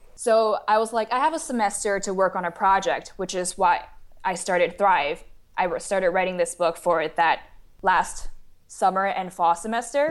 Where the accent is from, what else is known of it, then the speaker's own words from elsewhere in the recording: Taiwan; moved away as an adult; also born or lived in St. Louis, United States; I was born and raised in Taiwan, and then I came to the United States for university at Washu in Saint Louis